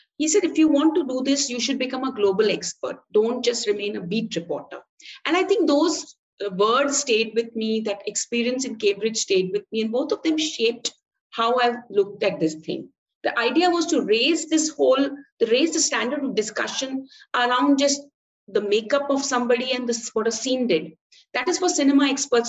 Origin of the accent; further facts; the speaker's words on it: Mumbai, Maharashtra, India; I'm from Bombay